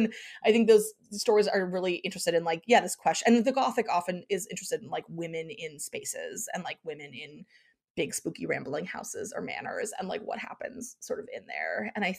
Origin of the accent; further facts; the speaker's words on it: Pennsylvania, United States; because I grew up in Eastern Pennsylvania, and there was Mischief Night or Devil's Night